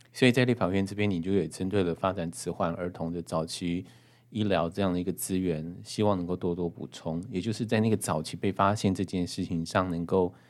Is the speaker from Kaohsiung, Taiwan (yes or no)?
no; Hualien County, Taiwan; 我们毕竟是花莲长大的孩子